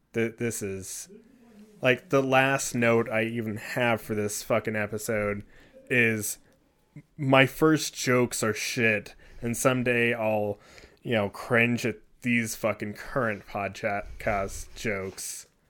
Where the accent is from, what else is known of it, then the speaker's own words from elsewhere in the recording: California, United States; I come from California, I've lived there